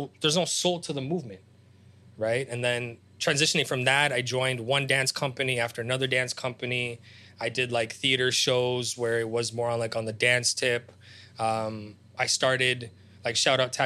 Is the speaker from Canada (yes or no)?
yes; Toronto, Ontario, Canada; also born or lived in Ukraine; I came to Canada when I was 6.5, 7. I'm Ukrainian. Like, that's my nationality